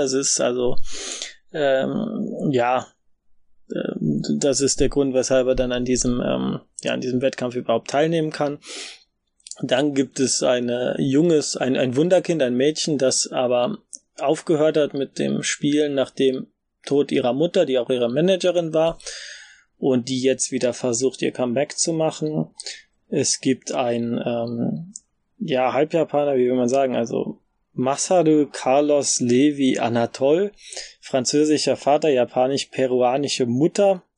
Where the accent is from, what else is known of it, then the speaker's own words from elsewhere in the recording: Germany; als Deutsche